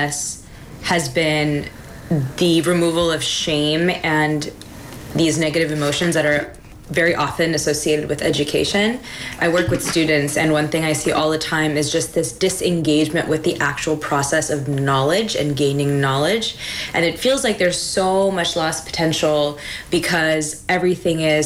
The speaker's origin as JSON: {"language": "English", "region": "East Coast", "country": "United States", "moved": "yes", "lives_now": "Pacific Northwest, United States", "said": "I am from the East Coast, a transplant in the Pacific Northwest"}